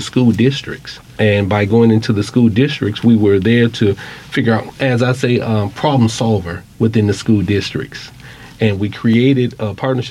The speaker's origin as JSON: {"language": "English", "region": "Wisconsin", "country": "United States", "tie": "born or raised there", "said": "I grew up in Wisconsin"}